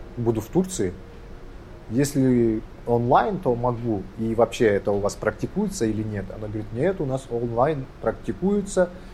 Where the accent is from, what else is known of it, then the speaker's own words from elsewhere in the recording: Kazakhstan; я с Казахстана, я казах